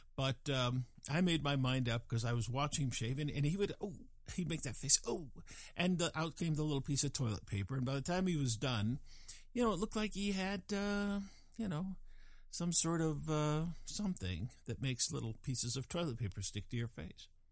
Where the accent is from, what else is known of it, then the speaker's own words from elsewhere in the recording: Fort Collins, Colorado, United States; moved away; my hometown, which was Fort Collins, Colorado